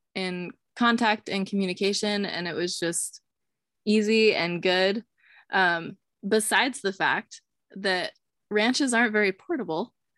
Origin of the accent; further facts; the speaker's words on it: Eastern Montana, United States; I was raised in Eastern Montana